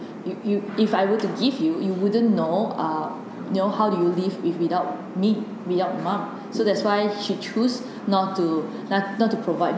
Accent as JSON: {"language": "English", "region": "Penang", "country": "Malaysia", "said": "I'm from Penang"}